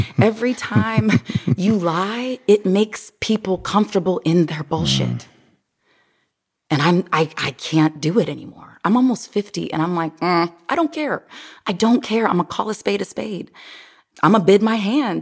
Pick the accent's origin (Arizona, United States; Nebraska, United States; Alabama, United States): Nebraska, United States; Omaha; also born or lived in Miami; now in Los Angeles, United States; I grew up, I'm originally from Omaha, Nebraska